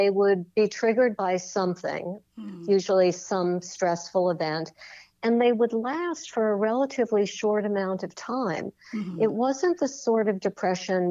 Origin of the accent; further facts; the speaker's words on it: New York City, New York, United States; I'm a born and bred New Yorker. I grew up on the Upper West Side in Manhattan